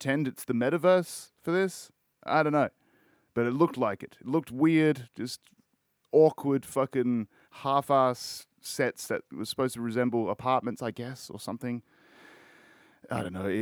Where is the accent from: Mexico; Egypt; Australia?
Australia; I'm Australian